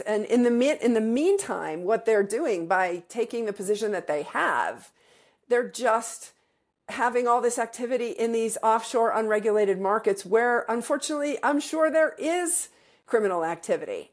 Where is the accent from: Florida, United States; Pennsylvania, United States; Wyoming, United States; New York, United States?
Wyoming, United States; my home state of Wyoming